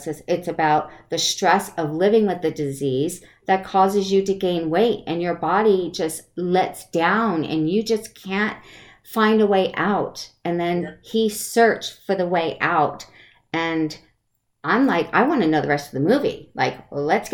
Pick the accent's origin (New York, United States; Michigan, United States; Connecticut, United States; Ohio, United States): Connecticut, United States; also born or lived in Maine; now in West Coast, United States; I was born in Maine and grew up in Connecticut